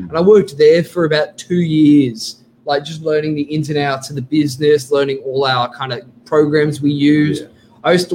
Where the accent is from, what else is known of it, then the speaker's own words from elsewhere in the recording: Sydney, New South Wales, Australia; I grew up in Oaks Avenue myself. Like, I know DY quite well